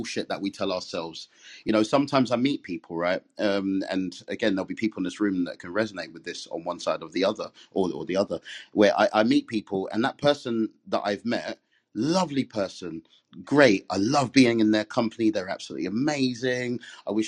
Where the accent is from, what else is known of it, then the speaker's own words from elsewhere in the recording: England, United Kingdom; I'm Caribbean. I'm a Jamaican, born and bred in England